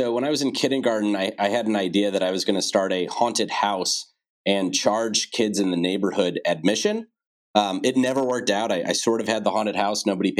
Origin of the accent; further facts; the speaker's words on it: St. Louis, Missouri, United States; Well, I love St. Louis and I'm still here today. It's a great city to raise a family in, great schools, low cost of living, easy to get around, lots of parks. Great place to have grown up.